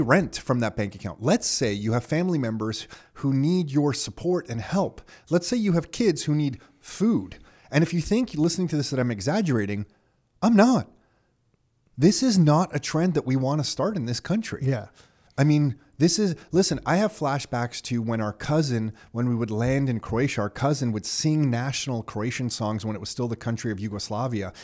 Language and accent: English; Canada; as a Canadian